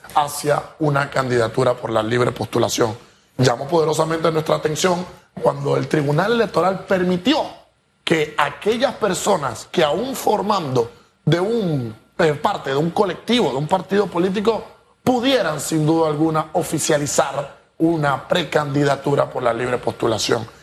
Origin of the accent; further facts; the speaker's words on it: Panama; como ciudadanos e individuos, como panameños